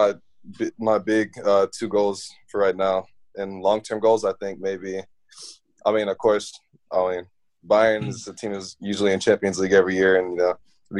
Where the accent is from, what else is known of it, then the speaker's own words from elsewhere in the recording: Birmingham, Alabama, United States; moved away; growing up in Birmingham.